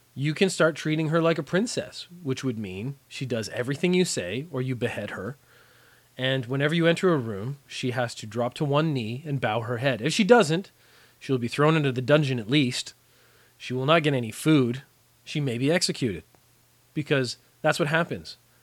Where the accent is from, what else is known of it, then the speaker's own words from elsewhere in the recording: Canada; moved away as an adult; now in Japan; I learned French for most of my education in Canada, as most Canadian kids do.